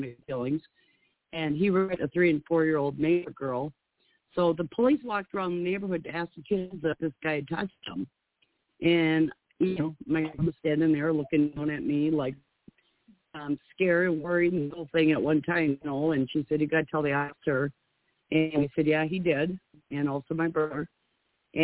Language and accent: English; Minnesota, United States; I'm from Minnesota